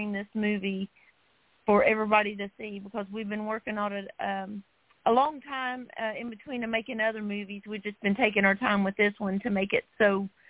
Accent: West Virginia, United States; I am from West Virginia, and I'm a filmmaker with my husband, Sam

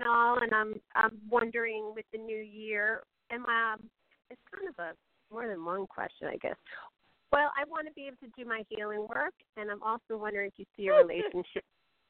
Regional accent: Port Jefferson, New York, United States; now in Sag Harbor, United States; Right near Port Jefferson, but now I live out near Sag Harbor.

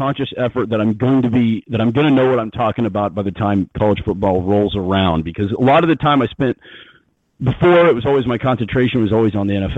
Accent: Midwest, United States; I'm from the Midwest

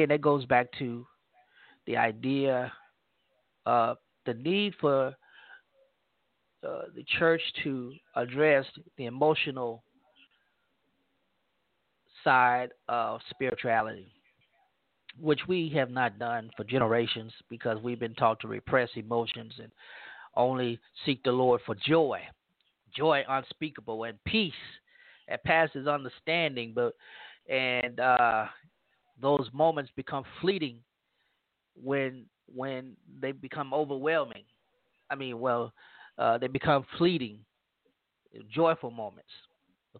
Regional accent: Louisiana, United States; moved away; my home state of Louisiana and my hometown in Louisiana

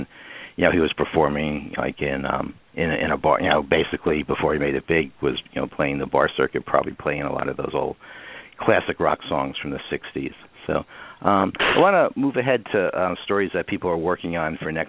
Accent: New Jersey, United States; I grew up in New Jersey

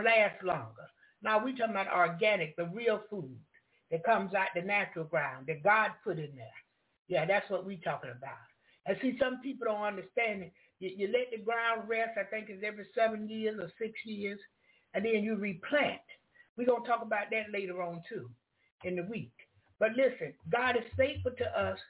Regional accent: the South, United States; I'm from the South.

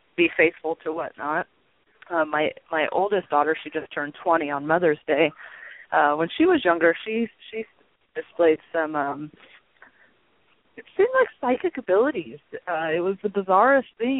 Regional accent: Long Beach, California, United States; also born or lived in Albuquerque, New Mexico; when we were seven, we moved to Long Beach, California, and I was pretty much raised there by my mom and my stepdad

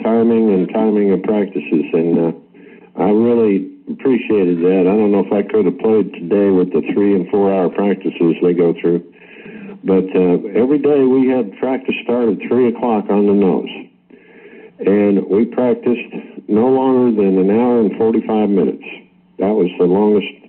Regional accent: New Jersey, United States; moved away; I grew up in New Jersey, right in the shadow of the Yankee Stadium

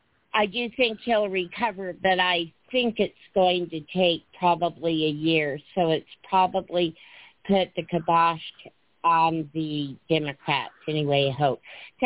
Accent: New Mexico, United States; I'm from New Mexico

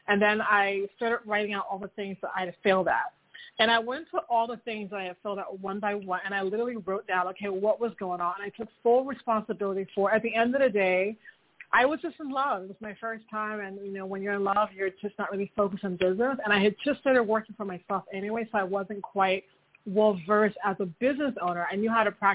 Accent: Miami, Florida, United States; moved away as an adult; now in Paris, France; I am from Miami in the States

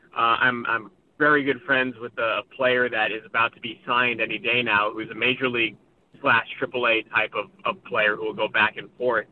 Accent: Boston, Massachusetts, United States; moved away; I grew up on the East Coast. I grew up in Boston

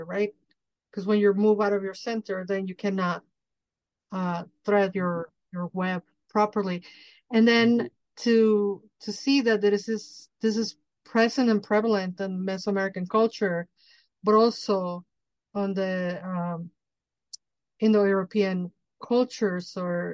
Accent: Mexico City, Mexico; I'm from Mexico, I grew up in Mexico City

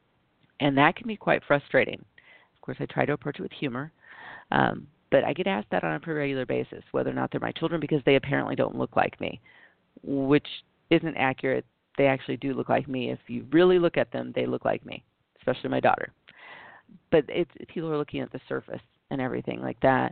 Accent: United States; being biracial and growing up in the United States

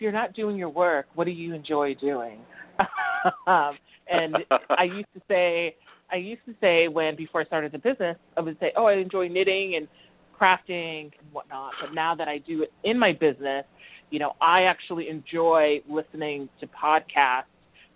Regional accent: Georgia, United States; moved away as an adult; also born or lived in Chicago North Shore suburbs, Illinois; now in Boston, United States; my family, we made our way to the South in Georgia. I went to high school and college there.

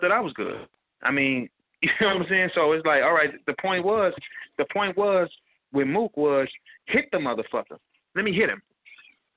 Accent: St. Louis, Missouri, United States; I'm from St. Louis

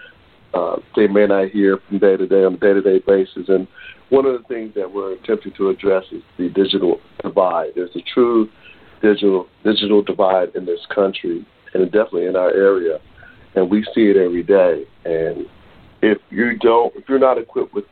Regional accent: Washington, District of Columbia, United States; I grew up in Southeast Washington, D.C., went on to major in computer science at North Carolina State University.

